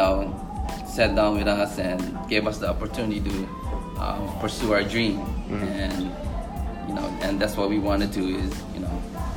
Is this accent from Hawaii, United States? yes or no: yes; Hawaii, United States; growing up in Hawaii, me and my wife, as little kids